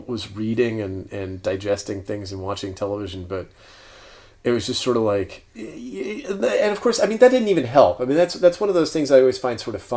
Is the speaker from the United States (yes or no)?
yes; Florida, United States; as a Florida resident